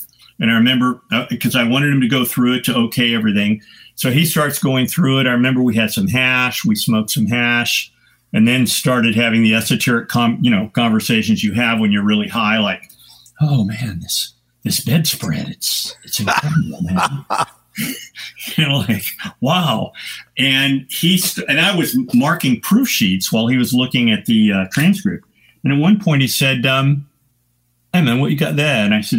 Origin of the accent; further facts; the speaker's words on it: San Francisco, California, United States; And because of the fact I was from San Francisco, long hair, patched Levi's, I got gigs immediately.